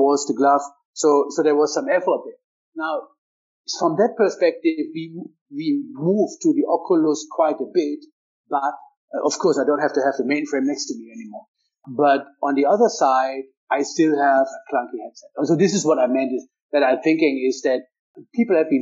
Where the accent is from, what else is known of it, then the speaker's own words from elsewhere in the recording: Hanover, Lower Saxony, Germany; my hometown is Hannover